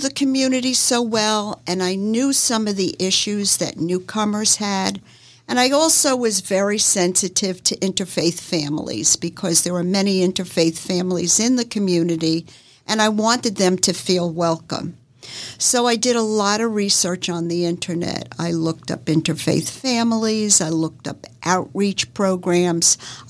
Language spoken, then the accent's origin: English; Northeast, United States; now in Jacksonville, United States; I moved here 40 years ago and I moved from the Northeast, and moving to the South was really culture shock for me.